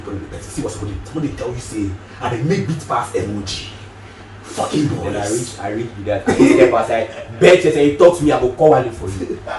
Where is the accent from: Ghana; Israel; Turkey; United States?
Ghana; I'm a Ghanaian.